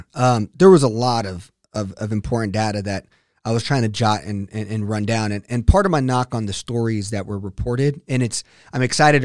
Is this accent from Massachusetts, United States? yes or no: no; Texas, United States; as a Texan